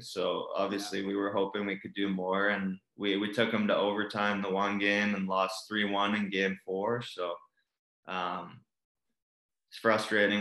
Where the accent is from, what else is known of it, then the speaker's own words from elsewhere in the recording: Calgary, Alberta, Canada; Growing up in Calgary